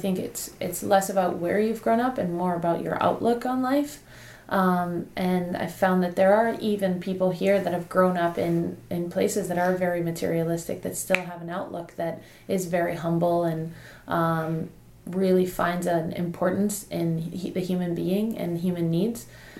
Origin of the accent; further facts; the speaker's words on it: Nigeria; now in United States; and then I came to the States I came to Campbell.